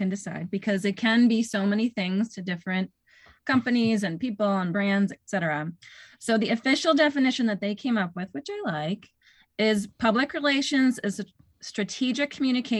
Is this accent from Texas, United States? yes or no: no; North Shore, Massachusetts, United States; I moved to the North Shore. I had a baby and I got a new job in my hometown